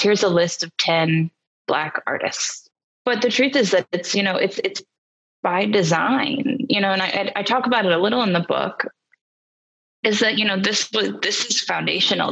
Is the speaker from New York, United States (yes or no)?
yes; New York City, New York, United States; moved away as an adult; also born or lived in Boston; now in Nashville, United States; I grew up in New York City